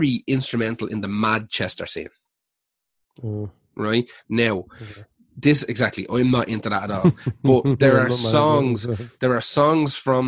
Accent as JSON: {"language": "English", "town": "Dublin", "region": "Leinster", "country": "Ireland", "also_born_or_lived": "Wicklow", "said": "I'm definitely from Dublin"}